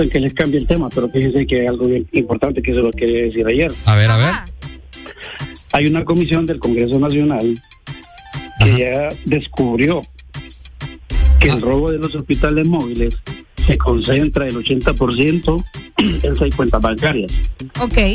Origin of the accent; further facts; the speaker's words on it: Honduras; yo como hondureño